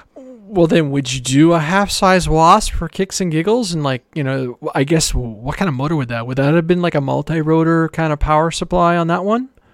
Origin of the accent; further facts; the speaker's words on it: Canada; I'm Canadian